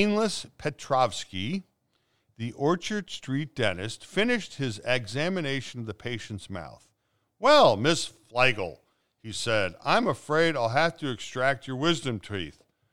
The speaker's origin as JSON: {"language": "English", "region": "Transylvania", "country": "Romania", "said": "What accent are you talking about? I come from Transylvania."}